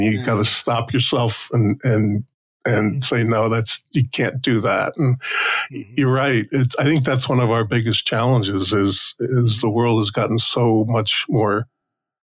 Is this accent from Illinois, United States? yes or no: no; just outside Newark, New Jersey, United States; I grew up in New Jersey, just outside Newark